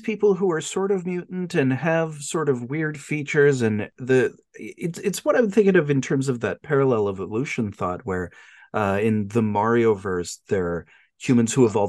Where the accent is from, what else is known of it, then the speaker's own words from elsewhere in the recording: Australia; and I'm Australian